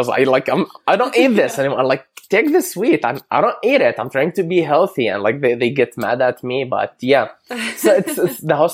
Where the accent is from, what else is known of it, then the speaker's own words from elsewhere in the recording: Amman, Amman Governorate, Jordan; English is a second language; moved away as an adult; now in Canada; So I grew up in Amman, the capital of Jordan